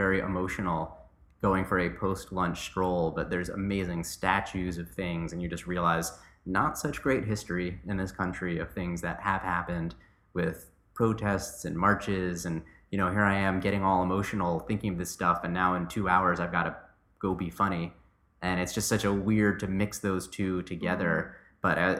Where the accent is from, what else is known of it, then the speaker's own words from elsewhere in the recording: New Jersey, United States; moved away as an adult; also born or lived in New York City; growing up in the North in New Jersey, going to school in New York, living in New York City